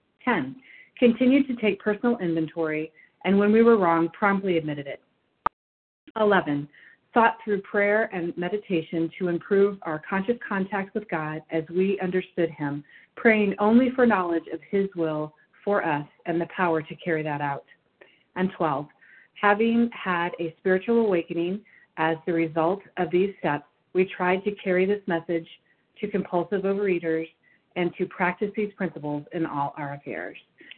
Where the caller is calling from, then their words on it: Batavia, Illinois, United States; I'm calling in from Batavia, Illinois.